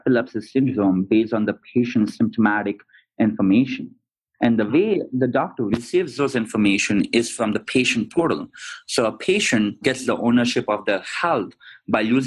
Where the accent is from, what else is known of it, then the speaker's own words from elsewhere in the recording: India; moved away as an adult; also born or lived in London / Sydney, Australia / Arizona; I'm originally from India, grew up there, studied in London and also in Australia, in Sydney, and then eventually came to Arizona